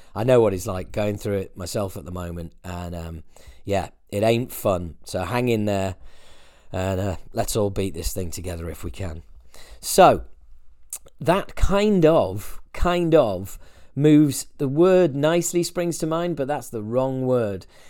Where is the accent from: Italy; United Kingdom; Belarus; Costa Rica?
United Kingdom; as a Brit